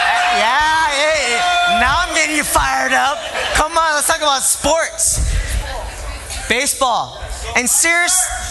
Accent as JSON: {"language": "English", "country": "Philippines", "said": "I'm Filipino. And I show my love for things."}